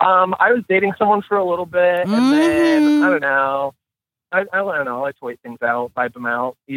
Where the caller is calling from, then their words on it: Des Moines, Iowa, United States; I'm 26. I live in Des Moines, Iowa. It's a thrilling metropolis of a city.